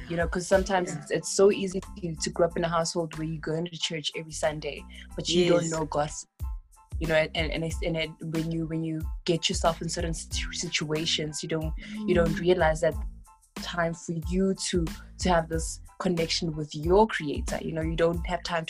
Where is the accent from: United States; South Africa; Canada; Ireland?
South Africa; Daveyton, Gauteng; I was born and raised in the East Rand in a township called Daveyton.